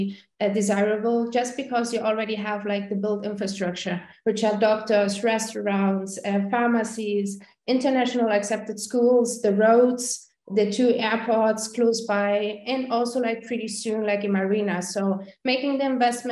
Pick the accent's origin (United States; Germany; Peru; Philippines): Germany; English is a second language; now in Costa Rica; I'm original from Germany, so I don't know if you hear it on the accent